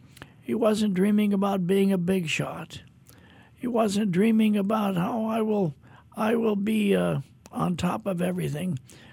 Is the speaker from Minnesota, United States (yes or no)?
yes; Minneapolis, Minnesota, United States; I grew up in Minneapolis, Minnesota, I was thinking driving to the studio today, I can remember when I was 6, 7 years old, this time of year wearing a snowsuit.